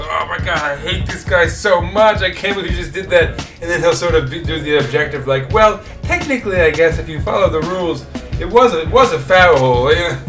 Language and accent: English; New York, United States; as New Yorkers